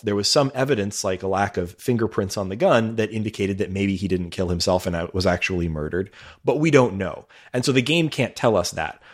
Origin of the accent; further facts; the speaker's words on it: United States; as an American